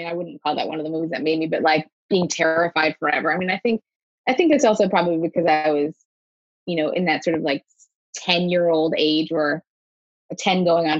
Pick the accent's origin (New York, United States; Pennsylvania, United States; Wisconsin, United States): New York, United States; born there; I was born outside of New York and I had been a couple times as a kid